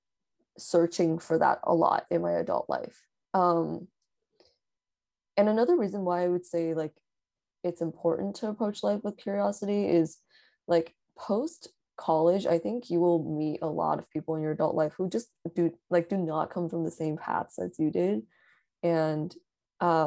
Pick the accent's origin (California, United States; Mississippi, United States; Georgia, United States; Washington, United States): California, United States; Bay Area; growing up in the Bay Area